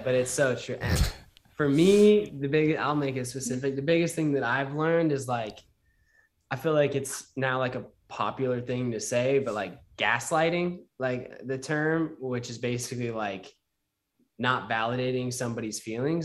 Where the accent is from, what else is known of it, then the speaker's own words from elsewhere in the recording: Utah, United States; I was raised in Utah